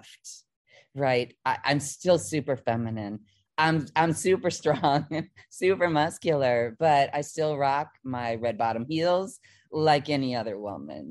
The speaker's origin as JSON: {"language": "English", "region": "Midwest", "country": "United States", "tie": "born or raised there", "said": "I was from the Midwest"}